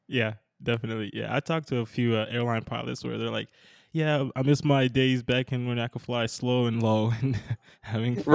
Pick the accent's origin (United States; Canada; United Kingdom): United States; Minnesota; I'm from Minnesota, so not a lot of mountains out here